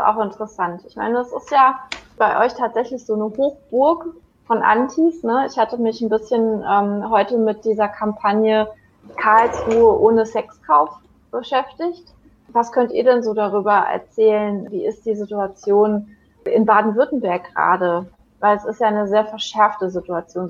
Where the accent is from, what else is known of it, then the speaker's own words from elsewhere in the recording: Chile; now in Germany; in meine alte Heimat nach Chile